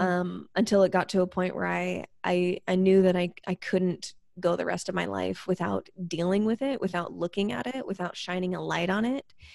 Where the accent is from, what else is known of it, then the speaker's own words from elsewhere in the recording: Spokane, Washington, United States; also born or lived in Seattle; I'm from Spokane, but I was living in Seattle